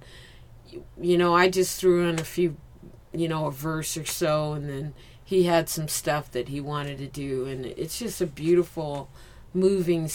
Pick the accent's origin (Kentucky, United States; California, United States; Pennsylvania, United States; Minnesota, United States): California, United States; San Diego; also born or lived in Philadelphia, United States / Newfoundland, Canada / Port Hueneme, United States; I was born in Philly, but I was raised here